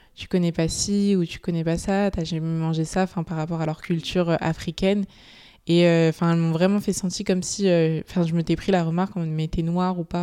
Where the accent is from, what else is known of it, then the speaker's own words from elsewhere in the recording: Ivry-sur-Seine, Île-de-France, France; now in Paris, France; j'ai grandi dans le centre-ville d'Ivry jusqu'à ma quatrième où j'ai déménagé dans Paris 15